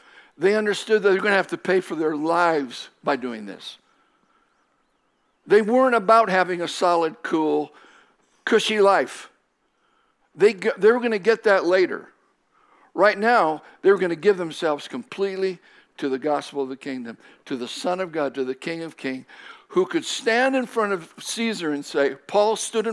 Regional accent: Japan; moved away as an adult; also born or lived in Southern Oregon; now in United States; I was born and raised in Japan. Spent 18 years there.

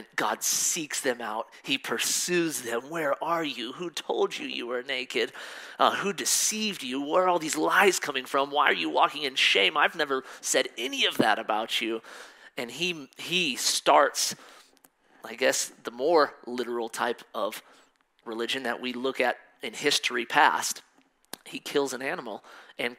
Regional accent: Colorado, United States; also born or lived in Missouri; I was born in Missouri. And right after I was born, we moved to Colorado. So I'm pretty much raised in Colorado my whole life.

